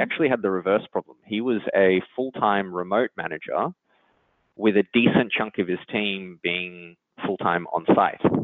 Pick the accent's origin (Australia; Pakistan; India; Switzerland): Australia; accent: Australian; moved away as an adult; now in San Francisco, United States; So I'm Australian, if you can't uh, tell from my accent, but I've been out in San Francisco in the Bay Area for about nine years now